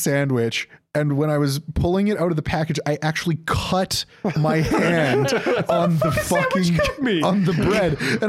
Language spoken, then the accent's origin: English; Canada; I'm gonna get crucified as a Canadian for this